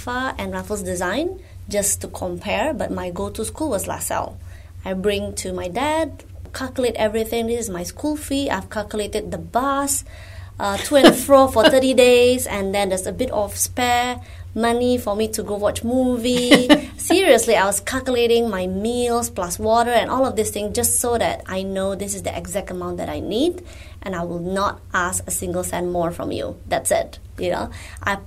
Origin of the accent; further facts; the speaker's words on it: Indonesia; moved away as an adult; now in Singapore; I'm Indonesian, not Singaporean, but I feel like I'm Singaporean because I have been here since 2004